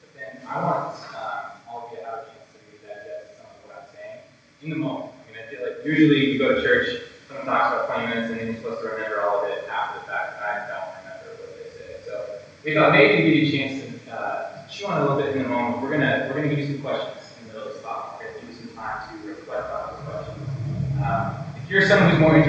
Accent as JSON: {"language": "English", "town": "Spokane", "region": "Washington", "country": "United States", "tie": "born or raised there", "lives_now": "Seattle, United States", "said": "I was born in Spokane, Washington."}